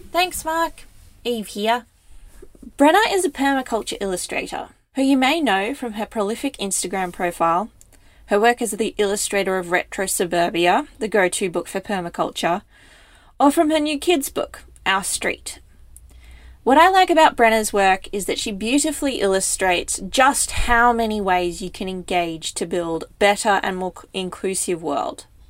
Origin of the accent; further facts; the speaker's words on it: New South Wales, Australia; I'm from New South Wales